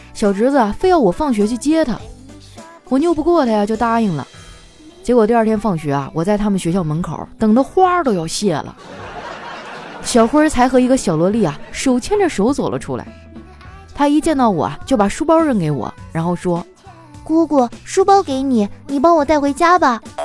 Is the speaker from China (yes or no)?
yes; Northeast China, China; moved away; 我们东北那边都是蘸麻将和腐乳